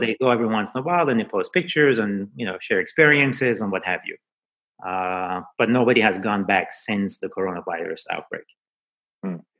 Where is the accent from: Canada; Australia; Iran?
Iran; now in New York City, United States; I was born in Iran.